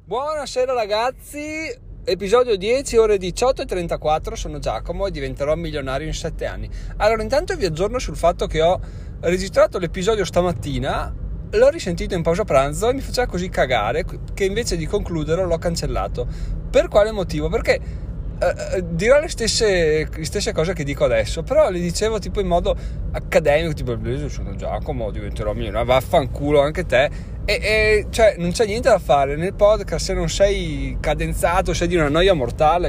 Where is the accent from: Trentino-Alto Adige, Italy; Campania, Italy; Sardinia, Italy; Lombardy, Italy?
Trentino-Alto Adige, Italy; siamo trentino